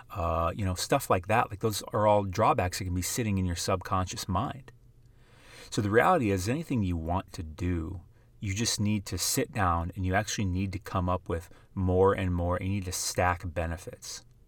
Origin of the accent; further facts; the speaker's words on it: South Dakota, United States; I grew up in the middle of South Dakota.